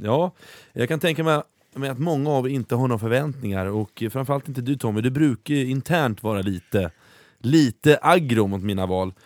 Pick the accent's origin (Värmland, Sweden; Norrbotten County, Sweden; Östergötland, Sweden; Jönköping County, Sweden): Östergötland, Sweden; Norrköping; i min hemstad i Norrköping